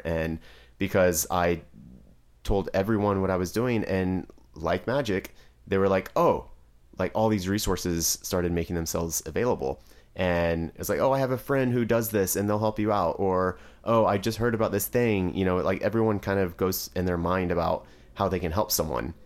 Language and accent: English; Driftwood, Texas, United States; I'm actually from Driftwood, Texas, and it's a very small town.